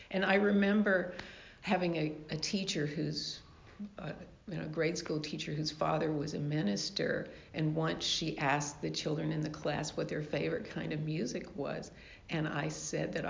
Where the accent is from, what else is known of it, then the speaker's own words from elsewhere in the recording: the South, United States; I grew up in the South in sort of a religious household